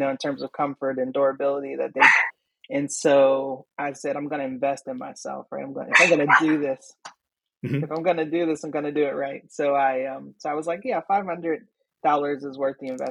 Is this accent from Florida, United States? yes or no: no; Pittsburgh, Pennsylvania, United States; I grew up in East Liberty, that part of town